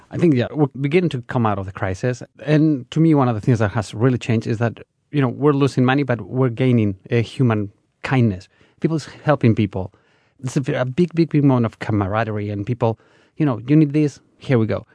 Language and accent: English; Navarre, Spain; English is a second language; moved away; I'm from Navarre, which is a region that is by the Basque country.